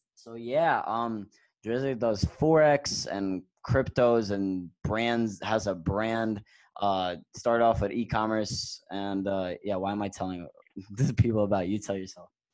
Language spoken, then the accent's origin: English; New York, United States; we're both from New York